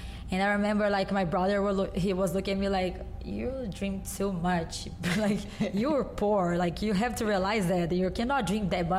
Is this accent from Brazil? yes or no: yes; Goiânia, Goiás, Brazil; born or raised there; English is a second language; also born or lived in São Paulo; now in United States